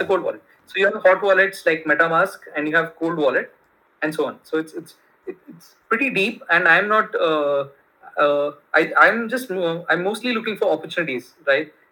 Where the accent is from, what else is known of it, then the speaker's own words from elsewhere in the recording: Bangalore, Karnataka, India; first language Kannada; English is a second language; moved away as an adult; also born or lived in United States; my hometown is Bangalore